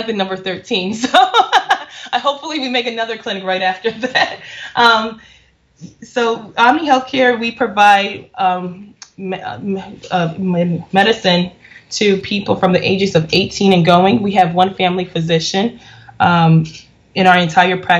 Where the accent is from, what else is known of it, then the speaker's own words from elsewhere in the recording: Chicago, Illinois, United States; I live in Chicago, Illinois. I have a few practices and a few businesses in Chicago. I was born in St. Francis Hospital, located close to north of Chicago